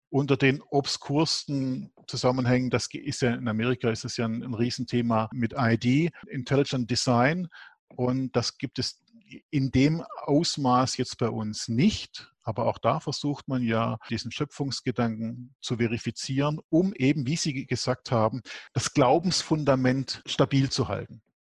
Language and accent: German; Germany; bei uns in Deutschland